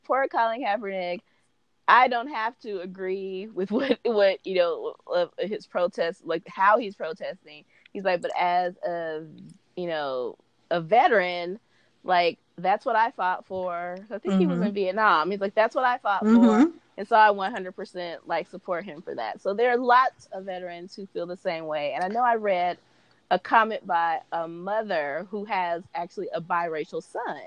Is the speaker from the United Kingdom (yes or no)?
no; West Coast, United States; we're from the West Coast.